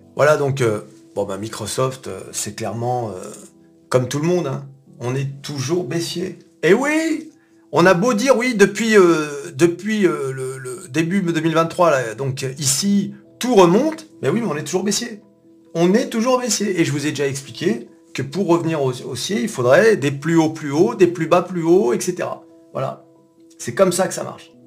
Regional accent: France; nous, en tant que Français

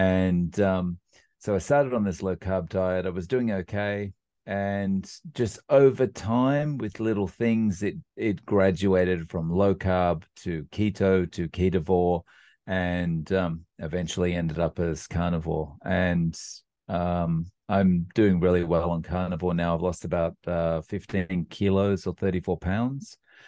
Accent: Australia; now in Japan; As way of a quick introduction, I live in Japan. And I'm actually from Australia, and despite the complexion, and I've been living in Japan now for about 17 years

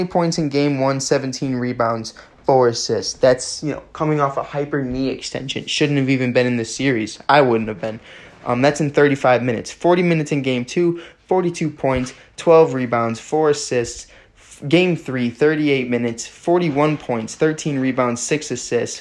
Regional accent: Chicago, Illinois, United States; I'm from Chicago

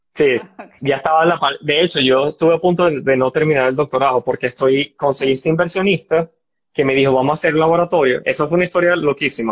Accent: Barinas, Venezuela; moved away as an adult; also born or lived in San Antonio, Texas; Soy llanero y orgulloso. Y estando en Barinas, yo tuve mucho acceso a, las partes de ciencia

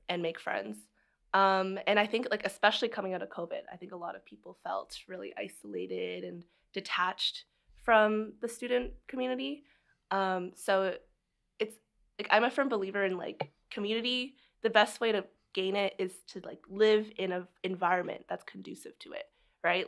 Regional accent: Barrie, Ontario, Canada; also born or lived in Scarborough, Toronto; I lived in Scarborough until I was, like, two, and then we moved to Barrie, Ontario, because we could actually afford to buy a house there

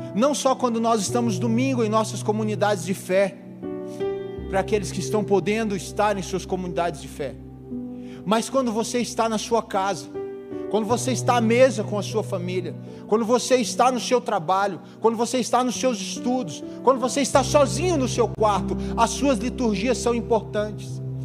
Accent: Dourados, Mato Grosso do Sul, Brazil; Eu sou de uma cidade do interior, hoje não tão interior, mas ainda é uma cidade agrícola. Sou de Dourados, Mato Grosso do Sul

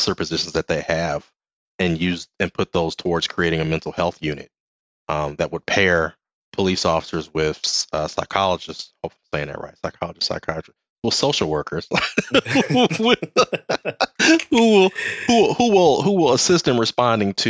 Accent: Los Angeles, California, United States; also born or lived in Lynwood, California / Compton, California / Pasadena, California; I was born in Linwood, California, which is a city in Los Angeles County, just outside of Compton

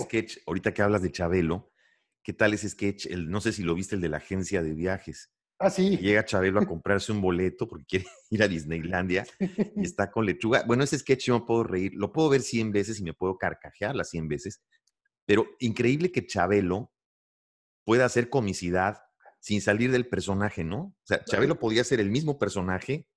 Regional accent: Mexico; also born or lived in Santiago, Chile; como mexicano

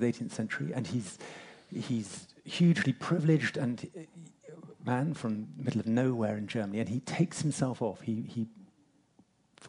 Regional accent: England, United Kingdom; I'm English

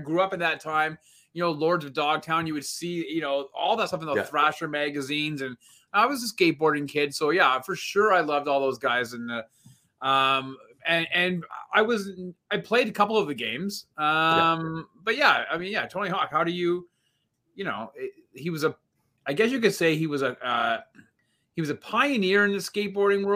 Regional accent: Canada; as being Canadian

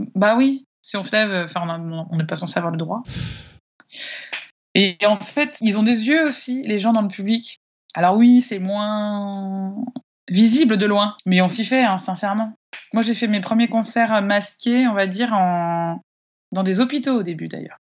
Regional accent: Annecy, Auvergne-Rhône-Alpes, France; je suis originaire d'Annecy

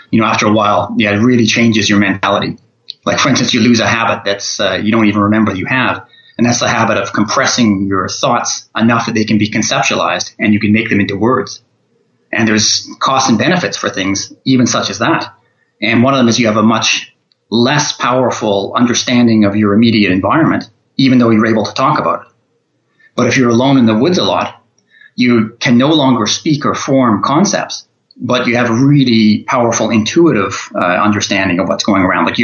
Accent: Canada; also born or lived in all over Canada; Well, I'm from Canada originally, but from all over Canada, since I was always traveling around when I was younger.

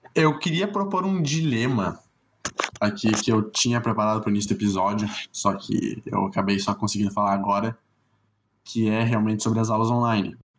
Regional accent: South Region, Brazil; eu sou branco, sou sulista e sou de classe média

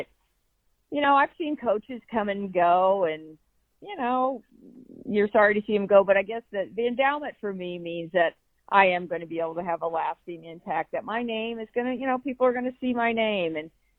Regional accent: Burlington, United States; I grew up in Burlington, made the trek across the state to play for me when I coached volleyball here.

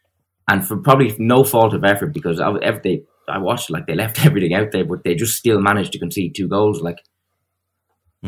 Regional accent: Ireland; as an Irishman

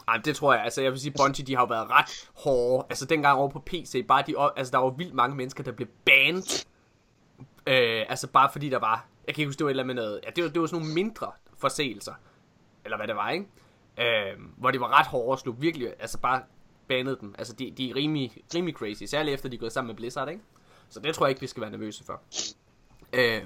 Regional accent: Ølgod, Southern Denmark, Denmark; moved away; hjem til Ølgod hedder det, der hvor jeg kommer fra

